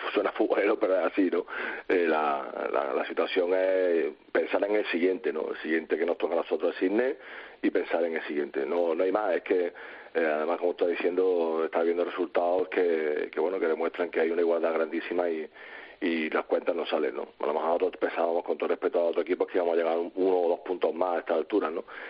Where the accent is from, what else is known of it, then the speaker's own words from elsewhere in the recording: Córdoba, Andalusia, Spain; soy de Córdoba